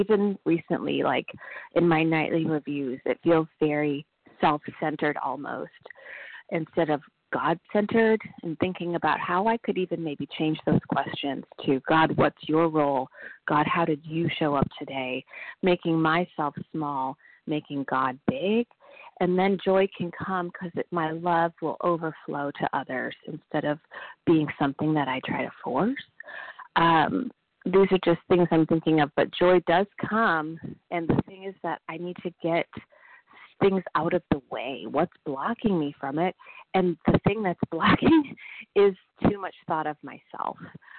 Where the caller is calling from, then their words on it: Nashville, Tennessee, United States; Hi, this is … I'm calling from Nashville, Tennessee.